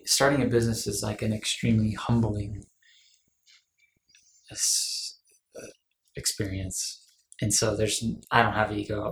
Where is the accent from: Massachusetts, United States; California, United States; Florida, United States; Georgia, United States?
California, United States; Los Angeles; moved away as an adult; now in Utah, United States; I'm from Los Angeles. I moved up here for college